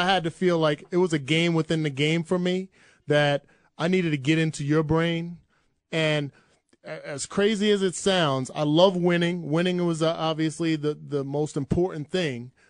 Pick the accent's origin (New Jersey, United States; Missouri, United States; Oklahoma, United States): New Jersey, United States; moved away as an adult; also born or lived in Iowa; where I grew up in Jersey